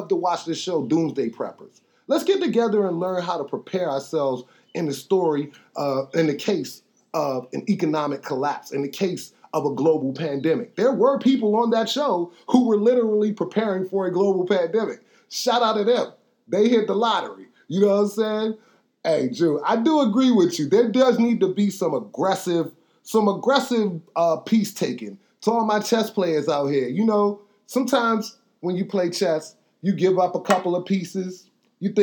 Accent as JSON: {"language": "English", "town": "Washington", "region": "District of Columbia", "country": "United States", "said": "we come from Northwest DC"}